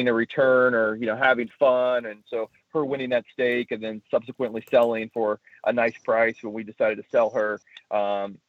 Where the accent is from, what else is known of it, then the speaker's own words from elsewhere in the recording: Indianapolis, Indiana, United States; moved away as an adult; now in San Diego, United States; I grew up in Indianapolis and moved to California, to San Diego in 2010